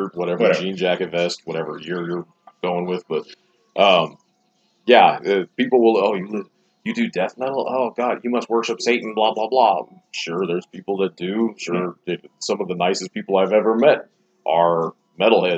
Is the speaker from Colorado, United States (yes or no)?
yes; Littleton, Colorado, United States; also born or lived in Aurora, Colorado; I grew up in Aurora. I grew up in Littleton.